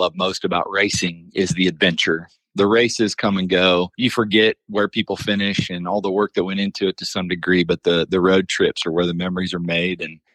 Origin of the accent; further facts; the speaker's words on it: Indianapolis, Indiana, United States; moved away as an adult; now in Ormond Beach, United States; growing up in Indianapolis